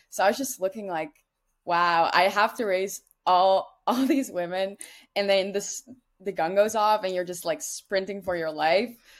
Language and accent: English; Netherlands; moved away as an adult; now in United States; I'm from the Netherlands